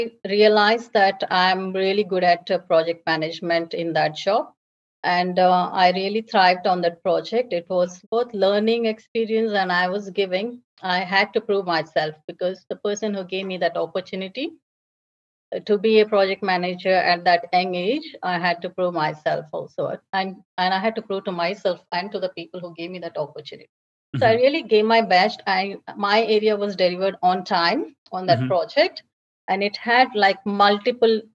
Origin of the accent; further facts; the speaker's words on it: India; moved away as an adult; also born or lived in Dubai / Abu Dhabi; now in Australia; I'm from India